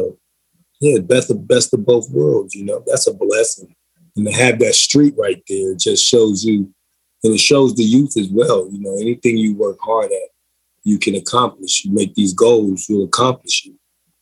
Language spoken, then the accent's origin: English; Darby Township, Pennsylvania, United States; born or raised there; moved away; also born or lived in Philadelphia, Pennsylvania / Los Angeles, California